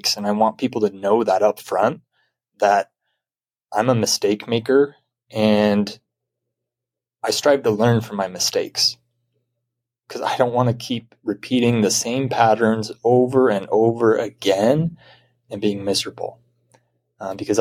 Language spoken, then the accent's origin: English; Utah, United States; I'm from Utah